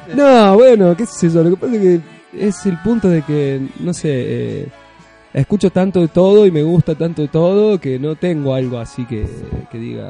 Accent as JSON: {"language": "Spanish", "region": "Córdoba", "country": "Argentina", "said": "soy de Córdoba, que tengo mis raíces de Córdoba"}